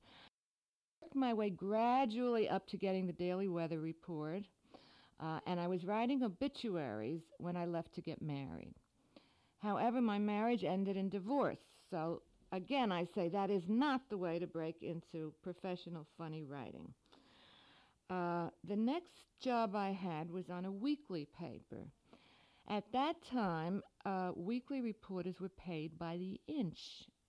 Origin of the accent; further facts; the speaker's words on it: United States; I am an American.